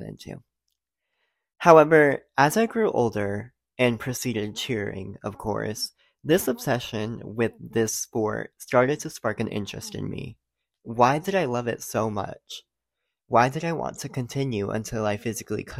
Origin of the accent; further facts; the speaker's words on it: Rhode Island, United States; moved away as an adult; also born or lived in Knoxville, Tennessee; I did 9 years of competitive cheer in my home state, Rhode Island